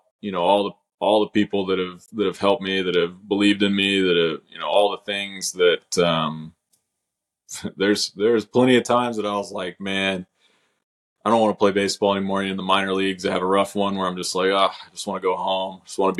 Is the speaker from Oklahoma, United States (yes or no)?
yes; Oklahoma City, Oklahoma, United States; born and raised in Oklahoma City